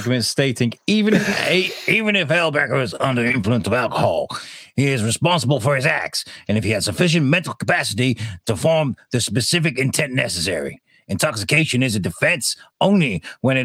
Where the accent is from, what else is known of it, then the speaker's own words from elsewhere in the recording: United Kingdom; We're just British people